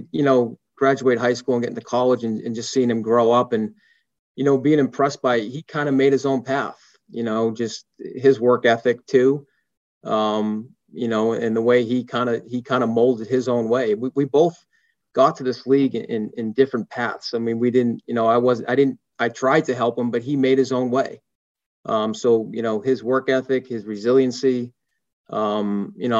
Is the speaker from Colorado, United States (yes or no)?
no; Boston, Massachusetts, United States; moved away as an adult; growing up in Boston and having such a big family, we were always together